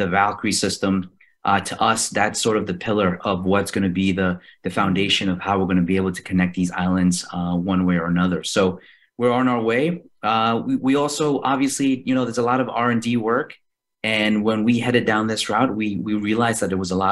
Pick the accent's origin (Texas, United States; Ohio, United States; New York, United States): New York, United States; New York City; moved away as an adult; also born or lived in Indo-Pacific area; I'm actually originally from Queens, New York